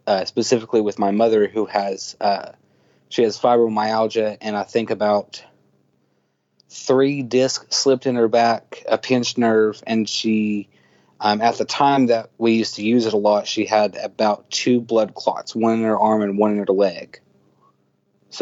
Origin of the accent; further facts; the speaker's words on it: Appalachia, United States; if you're a boy growing up in Appalachia